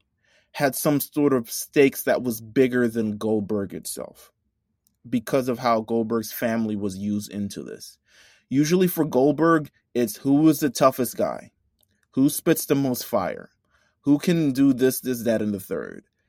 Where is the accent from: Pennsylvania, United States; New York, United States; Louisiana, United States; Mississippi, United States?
New York, United States; I'm from New York